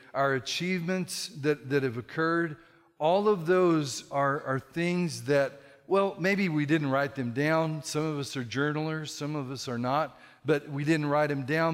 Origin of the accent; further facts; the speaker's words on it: California, United States; moved away as an adult; now in Texas, United States; I'm a Californian in Texas